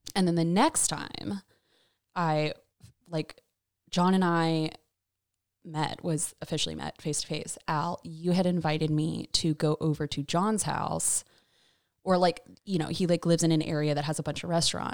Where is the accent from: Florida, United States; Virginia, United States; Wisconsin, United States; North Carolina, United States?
North Carolina, United States; Raleigh; I was born and raised in Raleigh